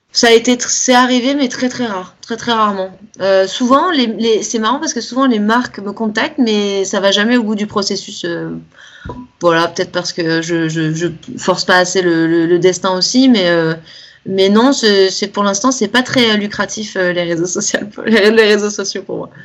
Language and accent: French; Nice, Provence-Alpes-Côte d'Azur, France; now in Cannes, France; je suis de Nice à la base, maintenant j'habite à Cannes, c'est la Côte d'Azur